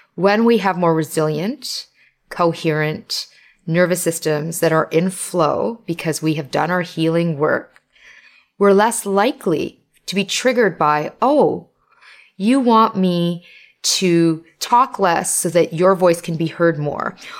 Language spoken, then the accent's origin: English; Toronto, Ontario, Canada; I'm Canadian. I live in Canada. And I was born here of immigrant parents